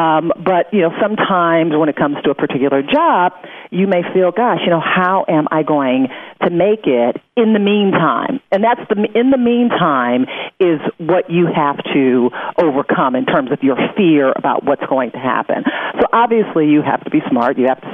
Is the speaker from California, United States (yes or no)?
no; Detroit, Michigan, United States; it was in my hometown of Detroit